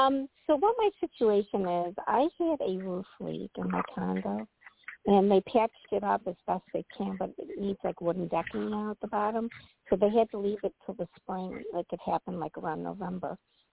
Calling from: Illinois, United States

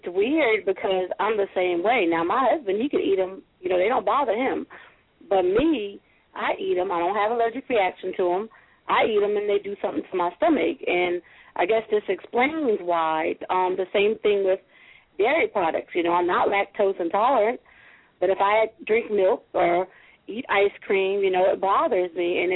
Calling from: South Carolina, United States; I'm calling from South Carolina

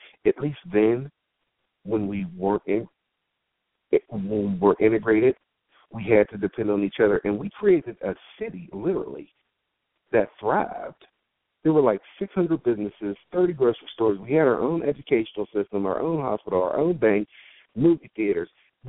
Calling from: Pittsburgh, Pennsylvania, United States

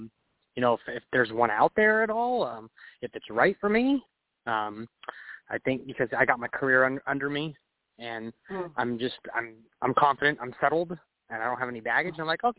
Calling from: California, United States; I'm calling from California.

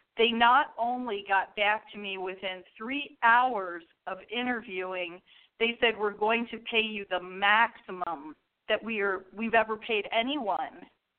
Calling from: St. Petersburg, Florida, United States; Yes. Hello. … Hi, …. I'm from St.

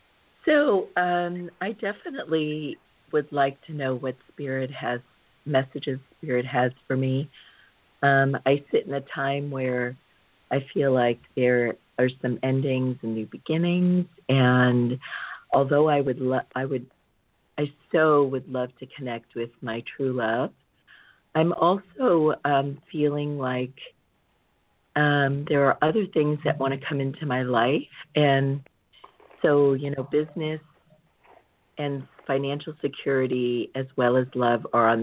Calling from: Southern California, United States; Actually calling from Southern California

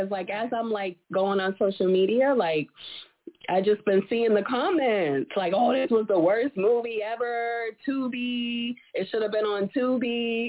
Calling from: Massachusetts, United States

